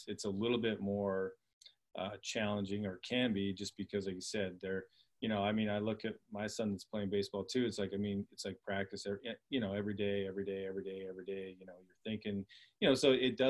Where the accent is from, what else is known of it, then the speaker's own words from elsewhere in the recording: Canada; I was from Canada